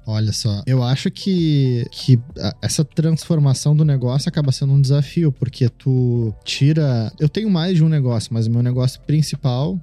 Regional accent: Porto Alegre, Rio Grande do Sul, Brazil; desde onde eu vim, na Ilha da Pintada, né? Sou da Ilha uhum. da Pintada. É um bairro de Porto Alegre

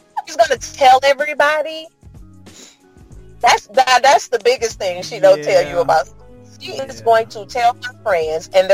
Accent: St. Louis, Missouri, United States; Growing up in St. Louis as a woman

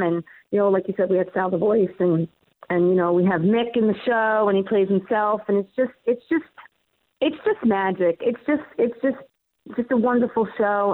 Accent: New York City, New York, United States; accent: Queens; my accent, my Queen's accent

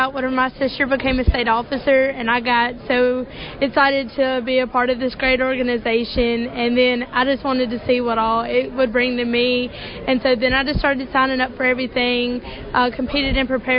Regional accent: Mississippi, United States

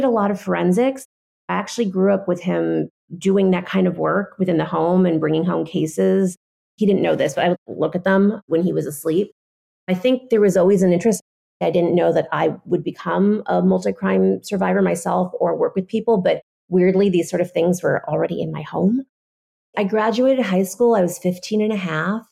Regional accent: Los Angeles, California, United States; I grew up in the San Fernando Valley

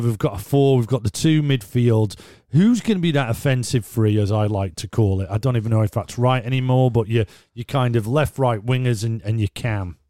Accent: Leeds, Yorkshire and the Humber, United Kingdom; now in Stockport, United Kingdom; We're based in Stockport, lad. I'm a Leeds lad.

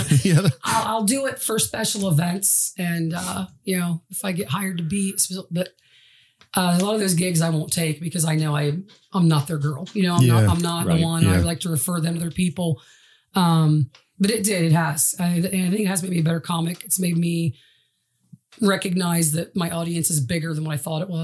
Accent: Chillicothe, Ohio, United States; I'm from Chillicothe, Ohio

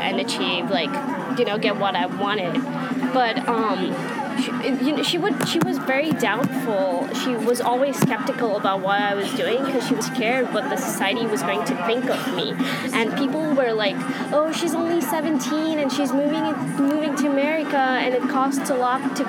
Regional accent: India; moved away as an adult; now in United States; I'm originally from India, and I live in the States now

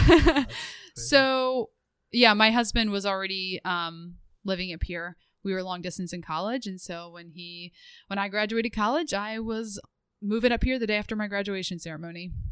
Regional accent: outside Philadelphia, Pennsylvania, United States; moved away as an adult; now in Rhode Island, United States; I grew up outside of Philadelphia

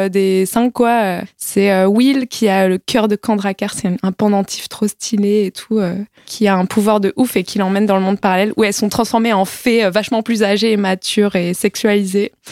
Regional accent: Saint-Ouen, Île-de-France, France; also born or lived in Nogent-sur-Marne; Euh, bah Saint-Ouen et après euh, Nogent-sur-Marne.

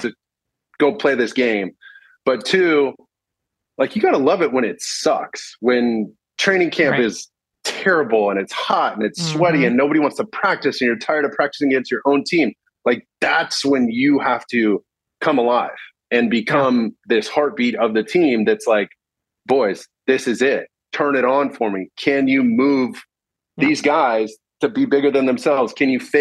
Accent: Orange County, Southern California, United States; I grew up in Orange County.

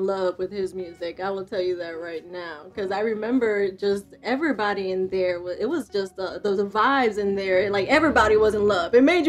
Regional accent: New York, United States; I was mostly into baseball because I grew up in New York and my family's Dominican. So we're big into baseball.

